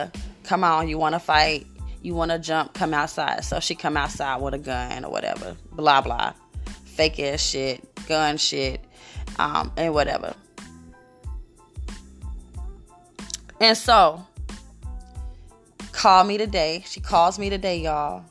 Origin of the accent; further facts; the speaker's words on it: Newark, New Jersey, United States; moved away; also born or lived in Brooklyn, New York / Queens, New York; I'm from New Jersey, Newark. I lived in Brooklyn. I lived in Queens.